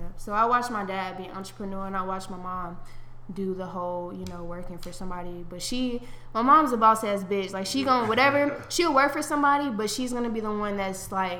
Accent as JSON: {"language": "English", "town": "Kansas City", "country": "United States", "also_born_or_lived": "Houston", "moved": "yes", "lives_now": "Dallas, United States", "said": "I'm from Kansas City"}